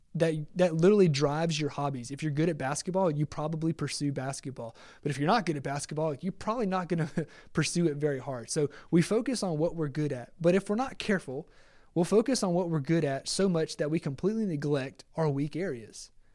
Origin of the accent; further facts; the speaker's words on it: Lake Charles, Louisiana, United States; I'm a hometown guy, like, Magnese is my hometown. uh, in Lake Charles and Magnese College